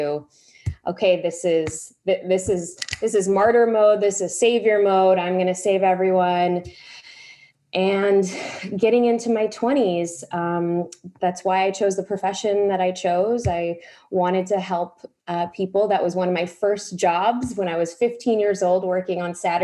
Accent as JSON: {"language": "English", "town": "Chicago", "region": "Illinois", "country": "United States", "tie": "born or raised there"}